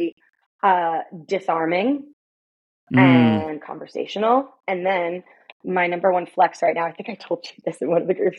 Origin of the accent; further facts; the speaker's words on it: New York, United States; I'm from New York